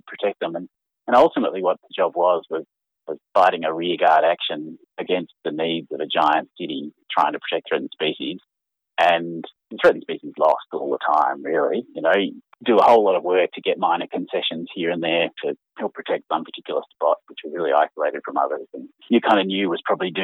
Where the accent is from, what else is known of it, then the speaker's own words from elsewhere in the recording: Canberra, Australian Capital Territory, Australia; I started as a kid growing up in Canberra